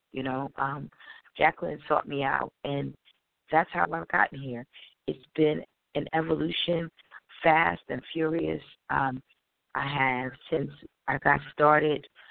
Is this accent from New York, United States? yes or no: no; Wilmington, Delaware, United States; I'm from Wilmington, Delaware